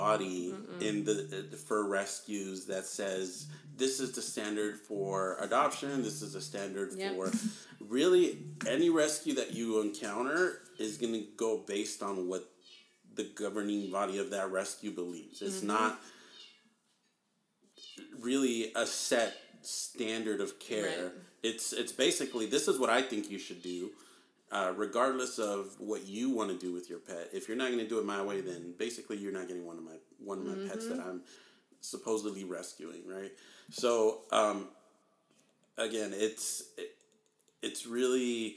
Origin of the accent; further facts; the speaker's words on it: Southern California, United States; I'm basically from SoCal, like, born, raised